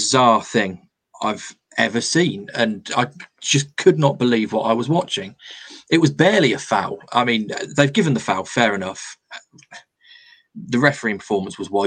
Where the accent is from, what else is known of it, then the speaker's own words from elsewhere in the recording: England, United Kingdom; we're English